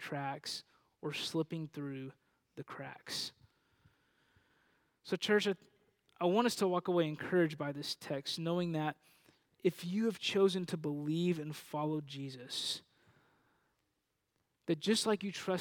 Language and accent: English; Panhandle, Texas, United States; now in Dallas-Fort Worth, United States; I grew up in a region of Texas known as the Panhandle, and a town in the middle of that region called Panhandle